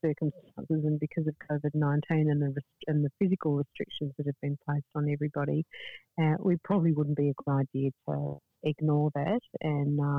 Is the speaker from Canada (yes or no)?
no; Adelaide, South Australia, Australia; now in Darwin, Australia; I wasn't born in Darwin, I'm from Adelaide originally, so my family aren't here